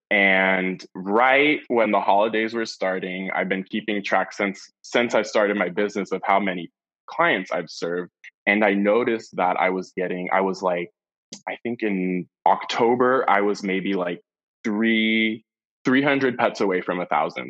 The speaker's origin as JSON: {"language": "English", "town": "San Francisco", "region": "California", "country": "United States", "tie": "born or raised there", "also_born_or_lived": "Los Angeles / Santa Barbara", "said": "I was born and raised in San Francisco, and then I moved to Los Angeles to go to college"}